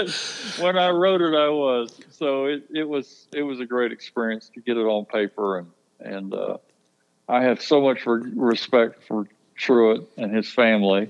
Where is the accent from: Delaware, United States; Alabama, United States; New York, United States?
Alabama, United States; Baldwin County; I was born and raised in Baldwin County, and I literally grew up in the business